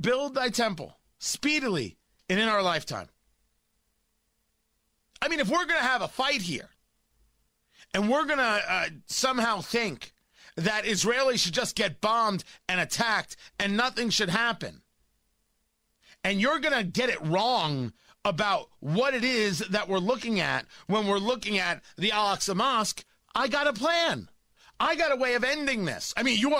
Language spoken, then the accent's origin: English; United States; I'm Jewish and I'm an American